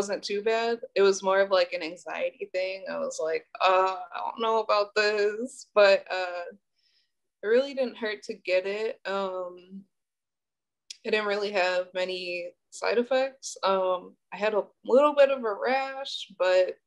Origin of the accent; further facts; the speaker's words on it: Milwaukee, Wisconsin, United States; also born or lived in Illinois; I was actually born in Illinois, and I kind of grew up like back and forth between there and Milwaukee. But I went to school in Milwaukee and like spent most of my time in Milwaukee